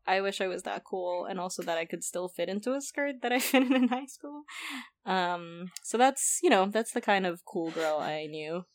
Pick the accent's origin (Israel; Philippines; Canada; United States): Philippines; I grew up in the Philippines